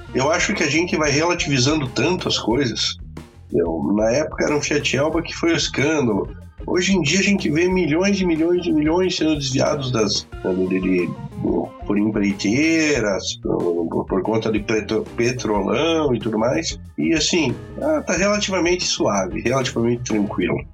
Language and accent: Portuguese; Brazil; Sou brasileiro